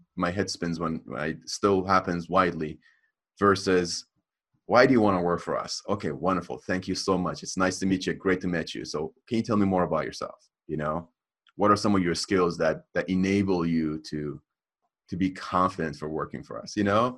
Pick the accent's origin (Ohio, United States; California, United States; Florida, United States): California, United States; Los Angeles; I like growing up in the Hollywood Hills.